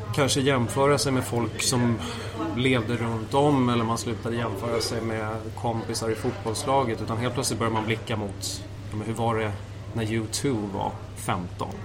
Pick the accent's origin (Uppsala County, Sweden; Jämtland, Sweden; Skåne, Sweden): Uppsala County, Sweden; Morgongåva; also born or lived in Nacka / Tyresö / Vittinge / Sala; Så vi flyttade till, eh, till Morgongåva, först till Vittinge och sen till Morgongåva en halv mil därifrån och eh, där gick jag i skola, där eh, växte jag upp